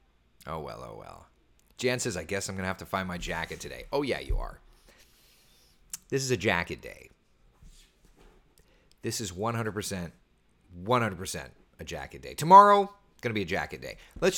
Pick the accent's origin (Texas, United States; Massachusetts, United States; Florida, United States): Florida, United States; Jason, I was born and raised in Florida, and I don't even wear a jacket until it's 25 degrees or colder but I'll dress the kids warm.